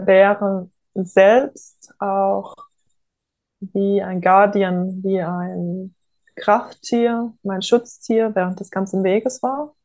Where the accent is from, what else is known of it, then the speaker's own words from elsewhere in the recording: Offenburg, Baden-Württemberg, Germany; Ich bin groß geworden im Oberrheintal, in der Oberrheinebene bei Offenburg